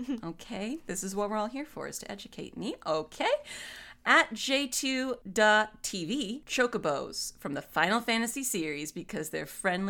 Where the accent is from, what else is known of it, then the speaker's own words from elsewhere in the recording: New Zealand; Only because they speak Maori and I'm from New Zealand, so it feels nice.